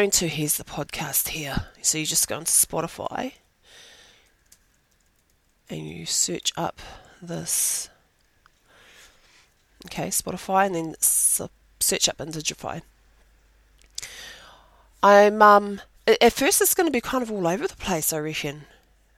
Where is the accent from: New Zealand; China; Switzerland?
New Zealand; Rotorua, Bay of Plenty; So I am from te arawa and I am originally from Rotorua, through both my parents